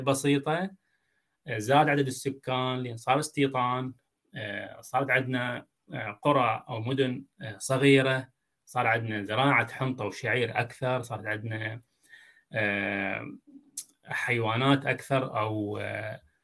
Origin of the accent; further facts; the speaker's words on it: Iraq; دجله والفرات عندنا موجودين بدون دجله والفرات احنا جزء من الصحراء العربيه